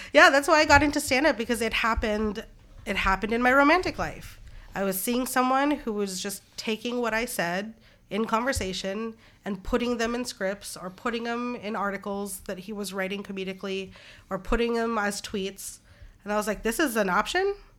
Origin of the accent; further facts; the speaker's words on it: Anchorage, Alaska, United States; growing up in Anchorage, Alaska